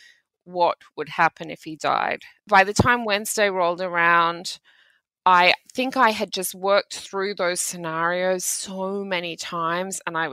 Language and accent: English; Australia; I grew up in Australia in the 1990s.